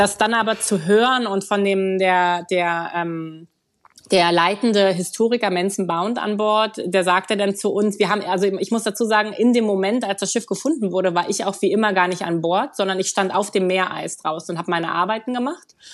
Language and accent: German; Berlin, Germany; moved away as an adult; ich bin gebürtig aus Berlin